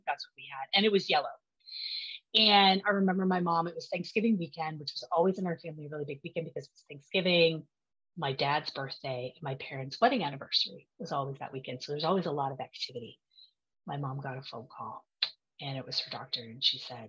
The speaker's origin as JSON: {"language": "English", "town": "Vancouver", "region": "British Columbia", "country": "Canada", "tie": "born or raised there", "moved": "yes", "lives_now": "Ottawa, Canada", "said": "I am from Ottawa, Ontario, which is the capital of Canada. I didn't grow up here. I'm from Vancouver originally"}